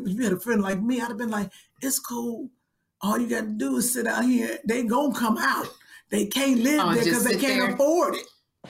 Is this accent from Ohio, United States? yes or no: yes; Cleveland, Ohio, United States; I'm from Cleveland.